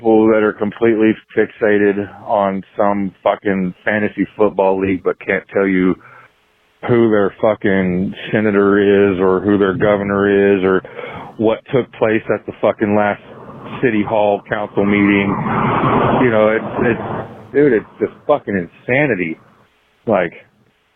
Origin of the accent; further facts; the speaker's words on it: south of Kansas City, United States; I'm from Kansas, Kansas, the south of Kansas City.